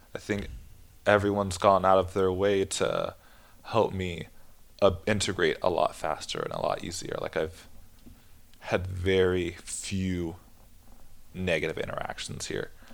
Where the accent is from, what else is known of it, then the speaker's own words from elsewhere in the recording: San Jose, California, United States; moved away as an adult; now in Denmark; I'm from Northern California, so it's a very diverse area, the Bay Area